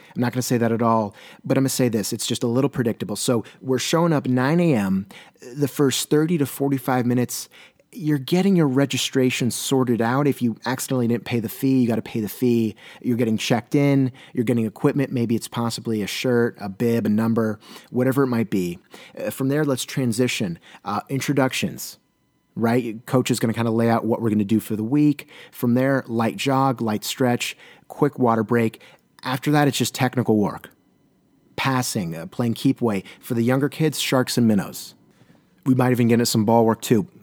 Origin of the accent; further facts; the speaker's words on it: Southern California, United States; now in Portland, United States; I hail from Southern California